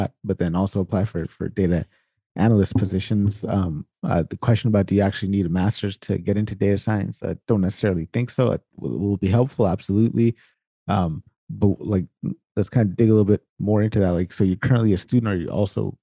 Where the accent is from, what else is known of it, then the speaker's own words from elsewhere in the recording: Sacramento, California, United States; I'm actually from Sacramento, so right down the street ish, kind of right down 80. That's where I'm from.